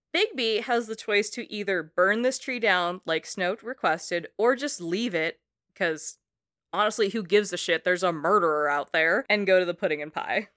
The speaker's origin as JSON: {"language": "English", "country": "Philippines", "said": "I'm Filipino"}